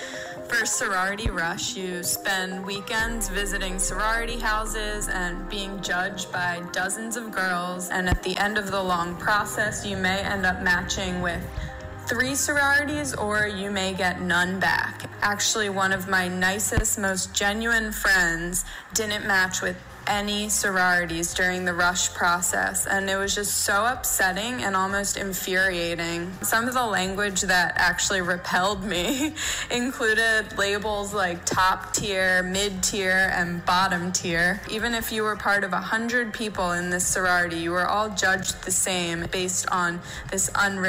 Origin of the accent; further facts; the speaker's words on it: Georgia, United States; I'm from Georgia.